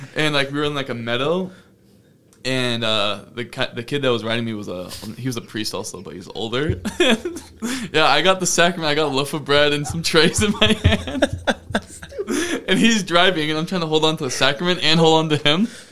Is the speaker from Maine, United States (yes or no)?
yes; Fairfield, Maine, United States; my hometown of Fairfield, Maine.